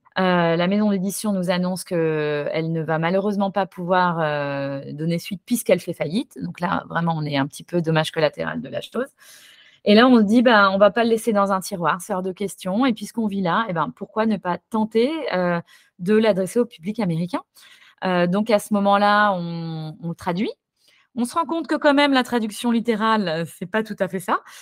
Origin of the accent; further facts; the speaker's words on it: Paris, Île-de-France, France; moved away as an adult; also born or lived in Toulouse; now in San Francisco, United States; chez moi à Paris